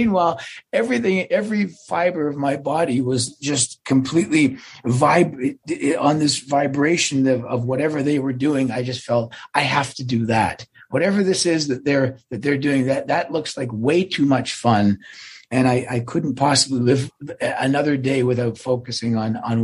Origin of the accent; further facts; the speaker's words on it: Toronto, Ontario, Canada; also born or lived in Glasgow, Scotland; I'm from Toronto.